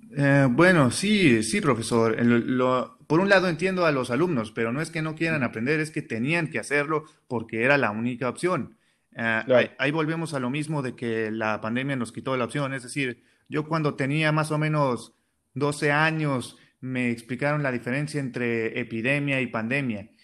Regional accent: Mexicali, Baja California, Mexico; soy de Mexicali

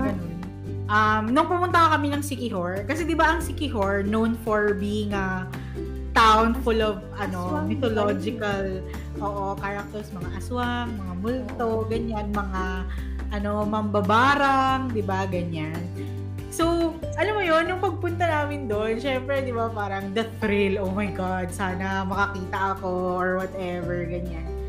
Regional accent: Philippines; as a Filipino

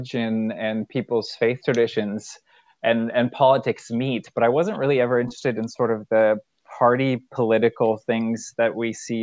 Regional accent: North Dakota, United States; moved away; also born or lived in Minnesota; I am originally from North Dakota, so I grew up on the prairie

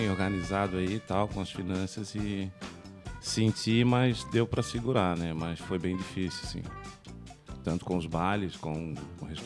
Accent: Florianópolis, Santa Catarina, Brazil; Cara, … Manezinho, nascido e criado em Florianópolis. Eu nasci na Carmela Dutra.

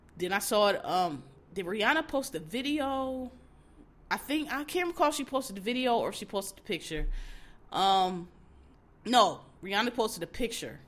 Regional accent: Philadelphia, Pennsylvania, United States; I'm from Philadelphia

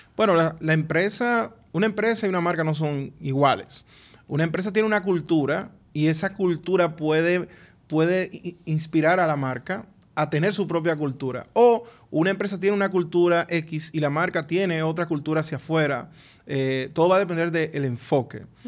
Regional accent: Dominican Republic; cómo somos los dominicanos

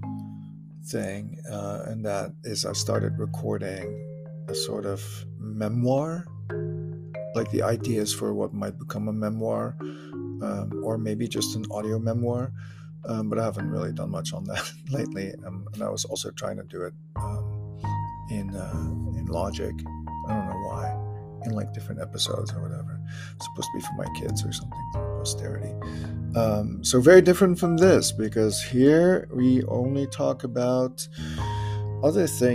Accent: Germany; accent: German; I sounded so German

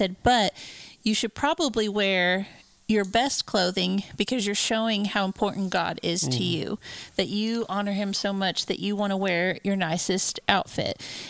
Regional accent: Indiana, United States; I grew up in Indiana, where it's the land of snow and cold in the wintertime.

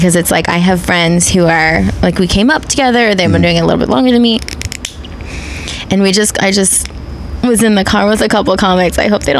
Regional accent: Riverside, California, United States; In Riverside, California.

